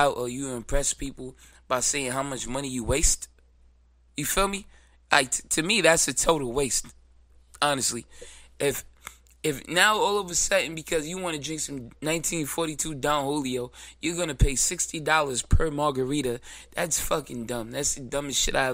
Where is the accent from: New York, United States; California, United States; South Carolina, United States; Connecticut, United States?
New York, United States; New York City; I'm from Brooklyn